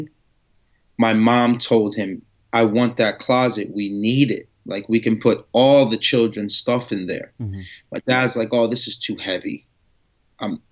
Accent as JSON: {"language": "English", "town": "Yonkers", "region": "New York", "country": "United States", "tie": "born or raised there", "also_born_or_lived": "Amman, Jordan / Paterson, New Jersey", "said": "we moved to Yonkers, New York, Carroll Avenue when I was about 5, 6 years old. And then ever since then, I've just been living in Yonkers."}